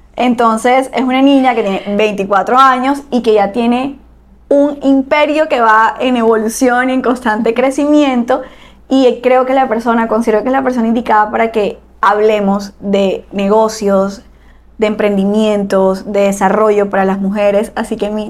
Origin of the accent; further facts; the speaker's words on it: Barranquilla, Atlántico, Colombia; somos de Barranquilla, Colombia.